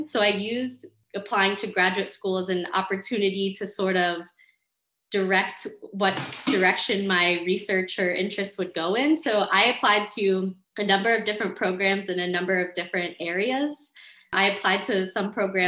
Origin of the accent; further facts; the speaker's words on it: Florida, United States; moved away as an adult; also born or lived in Pittsburgh; I grew up in Florida.